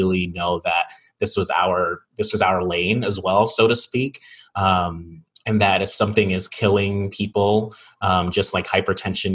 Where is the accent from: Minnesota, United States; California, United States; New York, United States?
New York, United States; moved away; Back in New York, in my hometown